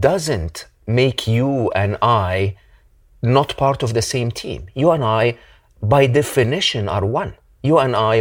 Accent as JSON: {"language": "English", "country": "Egypt", "tie": "born or raised there", "moved": "yes", "said": "I am originally an Egyptian"}